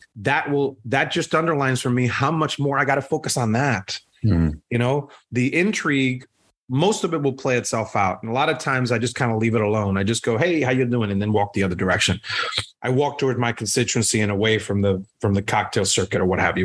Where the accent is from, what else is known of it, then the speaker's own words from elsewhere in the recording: Puerto Rico; now in United States; I am Puerto Rican. I'm born and raised in Puerto Rico